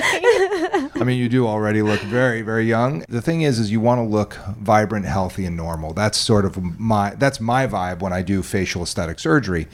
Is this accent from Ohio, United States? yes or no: no; New Jersey, United States; moved away; also born or lived in New York; I grew up in New Jersey and around around New York and New Jersey